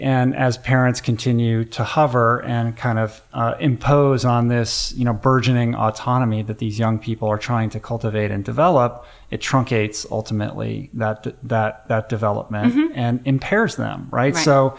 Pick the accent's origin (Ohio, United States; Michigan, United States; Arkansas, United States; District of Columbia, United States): District of Columbia, United States; Washington; I grew up in Washington, D.C., and I can remember vividly, you know, every car is a Volvo with a bumper sticker on the back of what school the kid goes